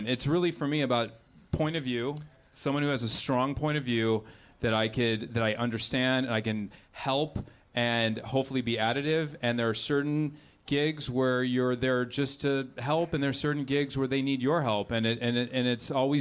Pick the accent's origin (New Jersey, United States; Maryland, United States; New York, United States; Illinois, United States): Illinois, United States; Chicago; now in Los Angeles, United States; I grew up in Chicago